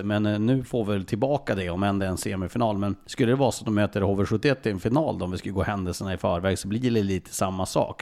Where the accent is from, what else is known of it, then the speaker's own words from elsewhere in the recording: Norrland, Sweden; som mig norrlänning